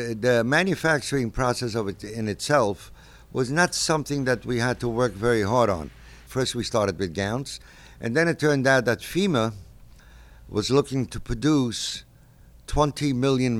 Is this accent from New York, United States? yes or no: yes; New York City, New York, United States; I was born right near the Brooklyn Navy Yard